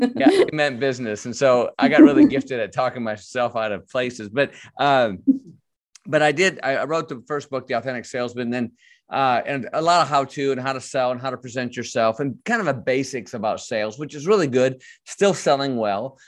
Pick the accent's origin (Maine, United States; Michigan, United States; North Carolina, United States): Michigan, United States; I was born in Michigan and raised there